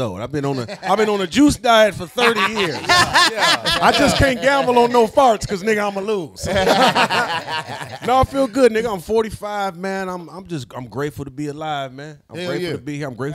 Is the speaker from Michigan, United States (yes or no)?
yes; Detroit, Michigan, United States; moved away; So I'm from Detroit originally, assembly line working, blue-collar square nigga